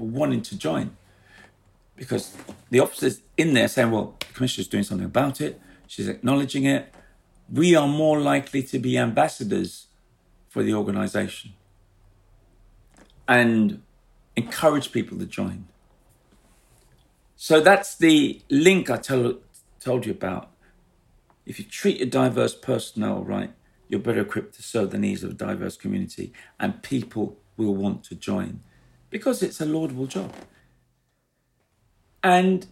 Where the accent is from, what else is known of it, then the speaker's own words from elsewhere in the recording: London, United Kingdom; I grew up in the East End.